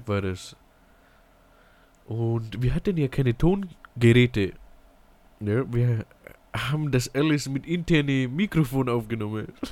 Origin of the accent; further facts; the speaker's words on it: Ingolstadt, Bavaria, Germany; Ich komme aus Ingolstadt in die Bayern.